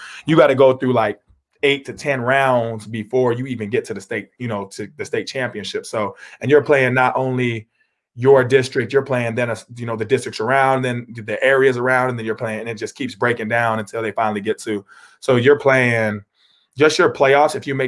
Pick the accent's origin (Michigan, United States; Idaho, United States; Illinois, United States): Idaho, United States; Boise; also born or lived in Meridian / Star / Middleton / New Mexico; I was born in Boise, and then I stayed in Meridian for a little bit. And then I went from Meridian to Star. I went to Star for kindergarten and first grade, I think. And then I went to Middleton.